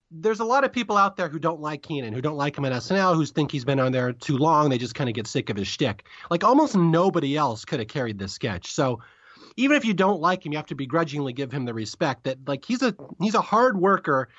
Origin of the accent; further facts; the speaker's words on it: Seattle, Washington, United States; I'm from Seattle